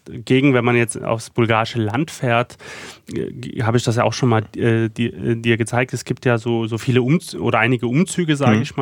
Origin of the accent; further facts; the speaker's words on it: Freital, Saxony, Germany; Ich bin dann in Freital weiter groß geworden. Was aber halt auch eine Umstellung war, weil natürlich so viel alles groß, ähm, alles sehr, sehr turbulent, viel Verkehr und Freital war natürlich das, das, das Gegenteil einfach davon.